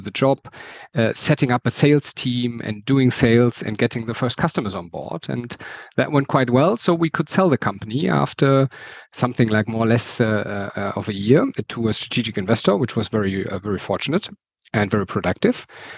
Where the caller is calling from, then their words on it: Berlin, Germany; English is a second language; sorry for my accent. I'm calling in from Berlin in Germany.